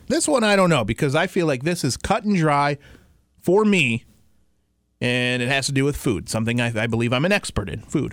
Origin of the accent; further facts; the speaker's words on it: Detroit, Michigan, United States; I was born seven mile Detroit, stayed there